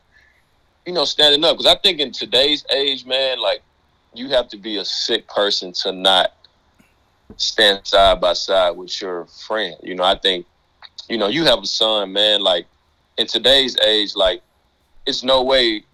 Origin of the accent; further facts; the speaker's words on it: Mississippi Delta, United States; also born or lived in Louisiana; I'm from Mississippi